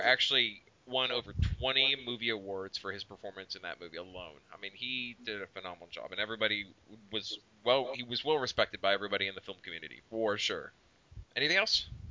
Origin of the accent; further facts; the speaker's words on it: Oklahoma, United States; we're from Oklahoma, so we know what redneck sounds like around here.